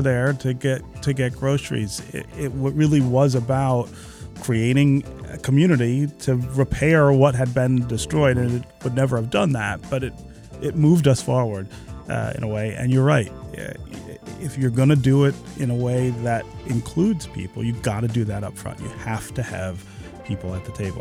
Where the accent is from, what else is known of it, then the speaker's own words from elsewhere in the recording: Detroit, Michigan, United States; you and I are growing up in Detroit in the seventies and eighties